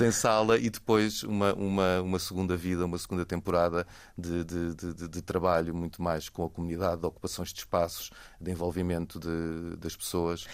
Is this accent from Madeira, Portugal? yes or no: no; Lisbon, Portugal; also born or lived in Denmark; sempre morei em Lisboa e nasci em Lisboa